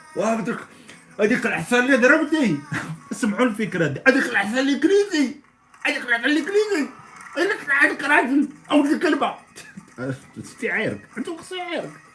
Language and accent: Arabic; Morocco; عندنا في المغرب